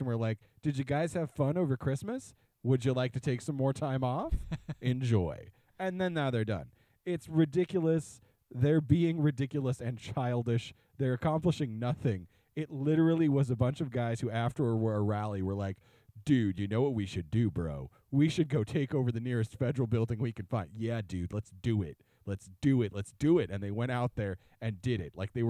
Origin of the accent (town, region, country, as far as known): Burns, Oregon, United States; born or raised there